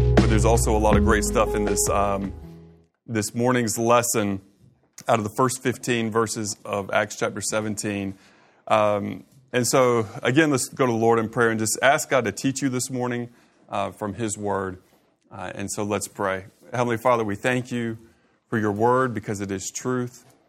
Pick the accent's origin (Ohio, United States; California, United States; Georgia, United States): Georgia, United States; Augusta; I grew up in Augusta.